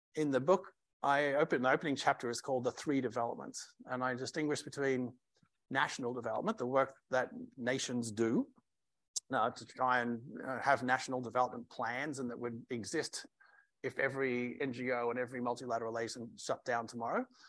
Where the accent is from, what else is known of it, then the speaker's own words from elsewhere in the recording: Australia; now in United States; as an Australian